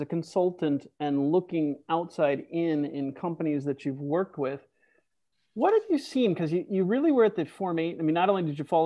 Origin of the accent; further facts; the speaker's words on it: Scotland, United Kingdom; as a Scotsman